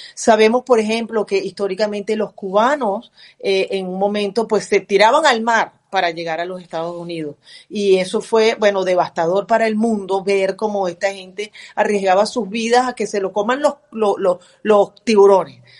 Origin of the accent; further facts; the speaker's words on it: Venezuela; now in United States; somos todos venezolanos